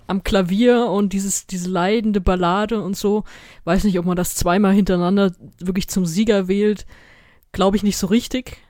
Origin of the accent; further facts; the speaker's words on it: Germany; ich komme aus Deutschland